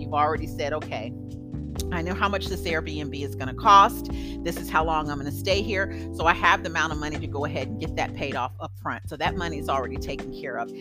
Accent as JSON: {"language": "English", "country": "United States", "also_born_or_lived": "Germany", "moved": "yes", "said": "I'm from the States"}